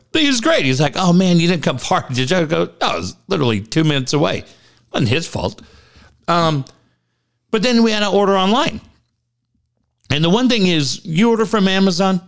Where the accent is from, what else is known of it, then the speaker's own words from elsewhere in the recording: Minneapolis, Minnesota, United States; I grew up in Minneapolis